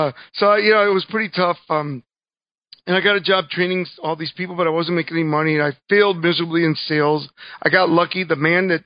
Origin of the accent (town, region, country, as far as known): Joliet, Illinois, United States; born or raised there; English is a second language; also born or lived in Cuba / Miami